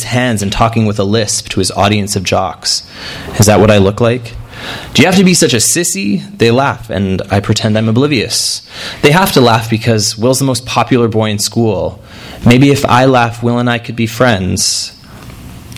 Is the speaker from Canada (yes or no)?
yes; Edmonton, Alberta, Canada; my experience growing up in Edmonton, Alberta.